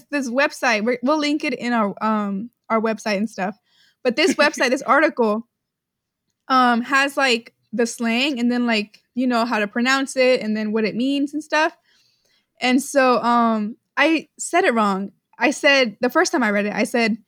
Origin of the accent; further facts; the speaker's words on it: Houston, Texas, United States; we live in Houston. Like, we're from Houston.